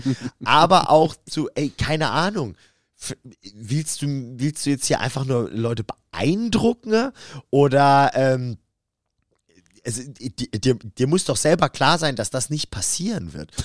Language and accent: German; Karlsruhe, Baden-Württemberg, Germany; da habe ich auch mit meiner alten Band bei uns in Karlsruhe im alten Substage gespielt.